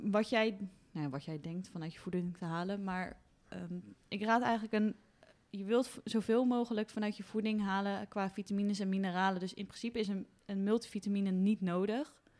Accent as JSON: {"language": "Dutch", "country": "Netherlands", "said": "En zeker omdat we als Hollander Volgens mij krijgt 70% uh, eh, te weinig vitamine"}